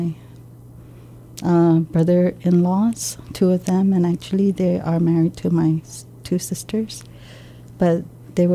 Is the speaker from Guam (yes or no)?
yes; Barrigada, Guam; I grew up in Barrigada